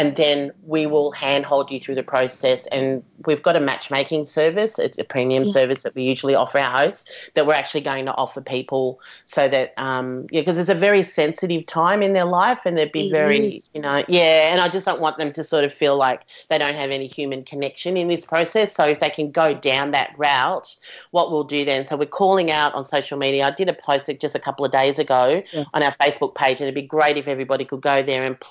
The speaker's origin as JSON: {"language": "English", "town": "Melbourne", "region": "Victoria", "country": "Australia", "said": "So I'm from Melbourne"}